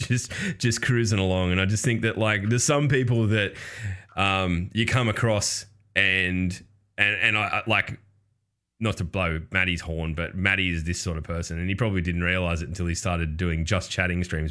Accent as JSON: {"language": "English", "country": "Australia", "said": "I'm Australian"}